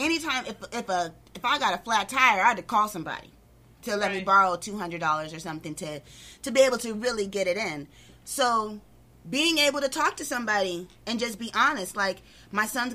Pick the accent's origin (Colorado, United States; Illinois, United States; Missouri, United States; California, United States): California, United States; La Puente; also born or lived in West Covina; I grew up in La Puente